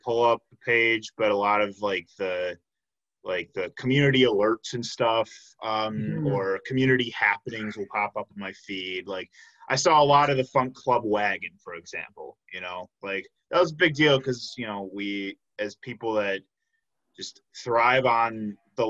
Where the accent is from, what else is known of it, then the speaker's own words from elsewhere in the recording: suburbs of Chicago, Illinois, United States; moved away as an adult; now in Milwaukee, United States; I grew up in the suburbs of Chicago